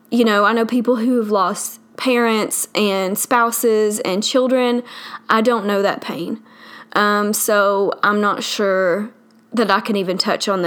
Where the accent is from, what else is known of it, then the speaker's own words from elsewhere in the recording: the South, United States; accent: southern; I live in the South, obviously from my accent